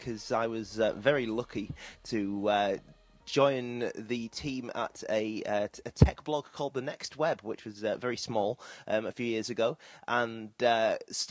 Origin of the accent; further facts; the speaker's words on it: Bradford, Yorkshire and the Humber, United Kingdom; moved away as an adult; also born or lived in Leeds; now in Manchester, United Kingdom; No, I'm from Bradford originally, and not the Bradford that everyone calls Beswick these days. The Bradford in Bradford in West Yorkshire. And so I grew up there